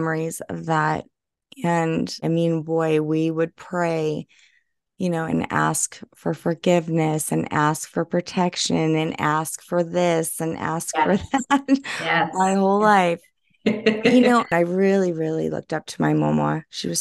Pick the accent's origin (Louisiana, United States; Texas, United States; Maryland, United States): Louisiana, United States; New Orleans